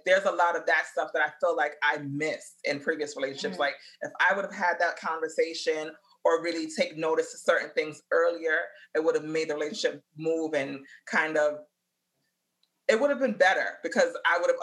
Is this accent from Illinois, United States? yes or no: no; New York City, New York, United States; I'm from the Bronx